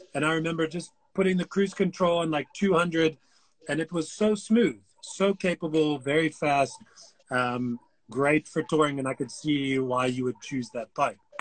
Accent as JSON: {"language": "English", "country": "United States", "said": "I'm American"}